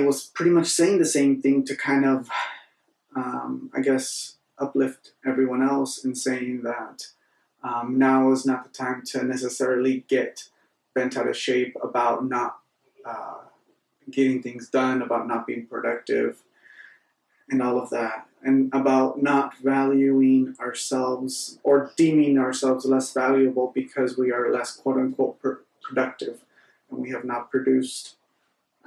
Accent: Northern California, United States; I'm in Northern California. I am back in my hometown where I was not born, but raised

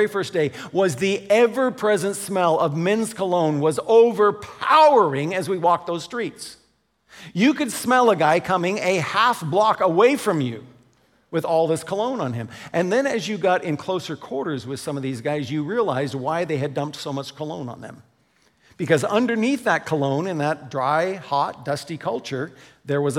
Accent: United States; now in Canada; as an American

